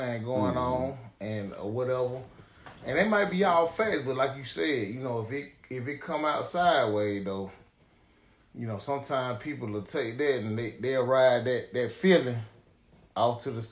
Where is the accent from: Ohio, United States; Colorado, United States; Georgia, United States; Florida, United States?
Georgia, United States; Decatur; I was a Grady baby, and I grew up in Decatur, Georgia